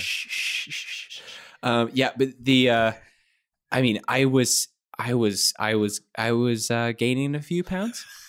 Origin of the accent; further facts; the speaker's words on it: Kentucky, United States; I'm from Kentucky.